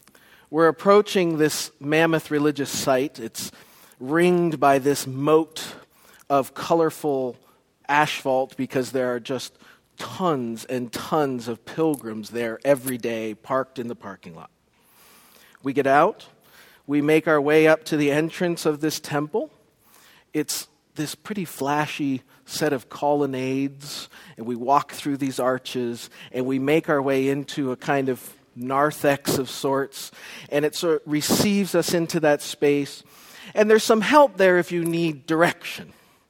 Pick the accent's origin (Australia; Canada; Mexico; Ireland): Canada; Special shout out to Canada, my compatriots back in Canada. I apologize that I have lost my accent.